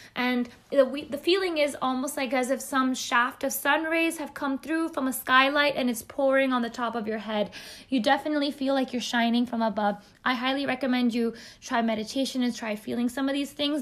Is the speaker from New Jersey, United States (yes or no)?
no; Bay Area, California, United States; I'm an Indian American who's grown up in the Bay Area, in the beautiful California